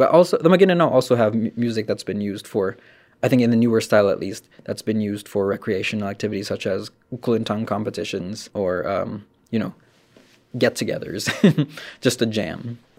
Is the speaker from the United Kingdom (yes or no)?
no; Philippines; So some people don't particularly like to attribute that as Filipino music, but it's kind of become a staple in tradition because, you know, the arrival of the Spanish is part of our history.